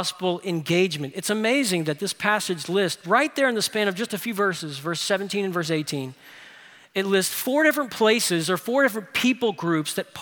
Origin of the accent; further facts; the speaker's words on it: New Orleans, Louisiana, United States; my hometown in New Orleans